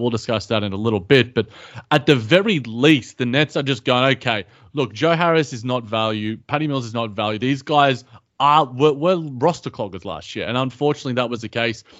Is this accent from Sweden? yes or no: no; Australia; as an Australian